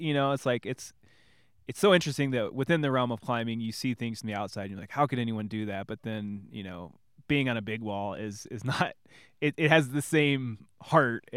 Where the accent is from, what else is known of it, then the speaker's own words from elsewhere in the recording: Illinois, United States; moved away; we're both kids from Illinois